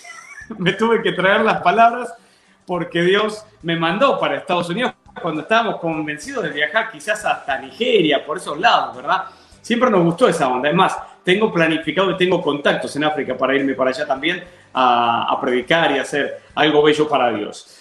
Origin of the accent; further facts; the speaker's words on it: Adrogué, Buenos Aires Province, Argentina; moved away as an adult; also born or lived in Banfield / Lomas de Zamora; now in Texas, United States; Viví un tiempo, toda mi niñez, toda mi infancia la viví en la ciudad de Adrogué